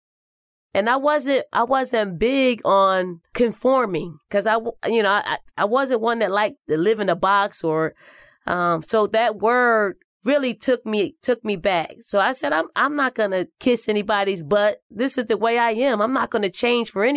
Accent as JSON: {"language": "English", "town": "Philadelphia", "region": "Pennsylvania", "country": "United States", "tie": "born or raised there", "also_born_or_lived": "South Carolina", "said": "Growing up in North Philly and the projects called the Raymond Rosen Housing Projects"}